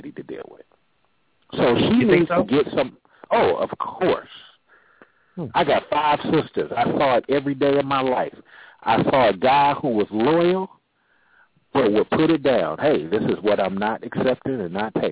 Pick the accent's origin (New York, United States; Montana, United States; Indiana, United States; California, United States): California, United States; now in Atlanta, United States; I'm originally from California